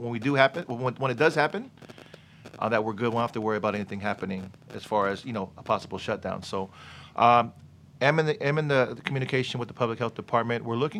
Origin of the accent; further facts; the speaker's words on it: Gardena, California, United States; my parents, they moved to L.A. from Hawaii. Mm-hmm. So I was born and raised in Gardena.